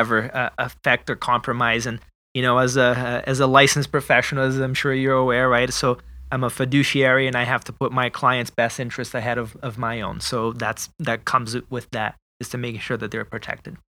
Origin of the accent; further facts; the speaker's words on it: Brazil; moved away; I am originally from Brazil